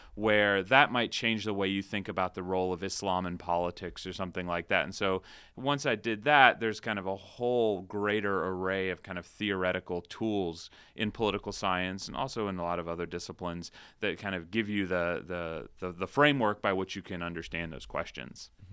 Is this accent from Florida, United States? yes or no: yes; Ocala, Florida, United States; also born or lived in Shenandoah Valley, Virginia; I moved to Florida, Central Florida, when I was about five. And so I spent kind of my formative years in a town called Ocala